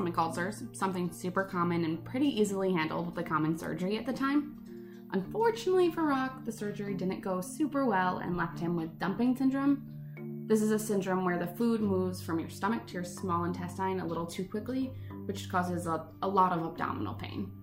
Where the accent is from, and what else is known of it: United States